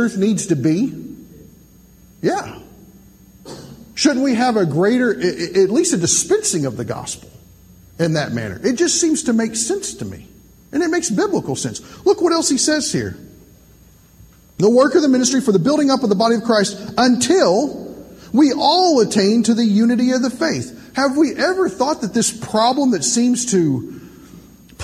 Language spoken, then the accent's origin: English; Kentucky, United States; now in Indiana, United States; originally I'm from Kentucky. I'm a missionary to Indiana.